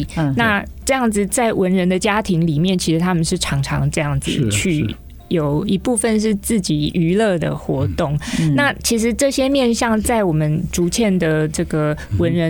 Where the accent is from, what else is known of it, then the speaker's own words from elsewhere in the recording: Taipei, Taiwan; 我是台北人